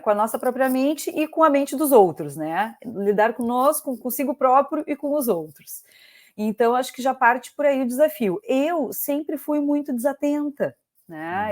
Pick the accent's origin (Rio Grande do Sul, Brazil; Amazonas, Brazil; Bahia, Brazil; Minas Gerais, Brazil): Rio Grande do Sul, Brazil; Pelotas; also born or lived in Porto Alegre; eu sou gaúcha, sou de Pelotas